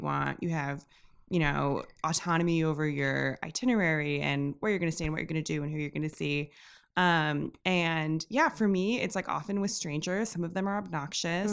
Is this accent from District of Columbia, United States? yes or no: no; Milwaukee, Wisconsin, United States; also born or lived in Williamsburg, Brooklyn; now in New York, United States; originally from Milwaukee, but I live, like, a ten minute walk away.